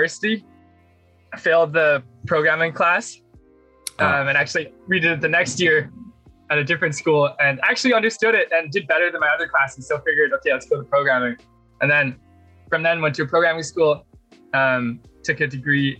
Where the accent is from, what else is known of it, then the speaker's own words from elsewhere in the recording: Vancouver, British Columbia, Canada; I grew up in Vancouver in Canada